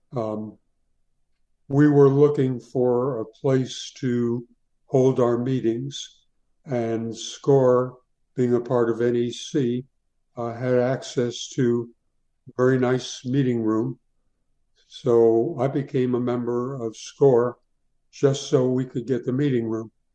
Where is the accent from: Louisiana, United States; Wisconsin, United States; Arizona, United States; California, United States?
Arizona, United States; Tucson; moved away as an adult; also born or lived in New York City; now in Winter Park, United States; I was born in New York City, uh, but I grew up in Tucson, Arizona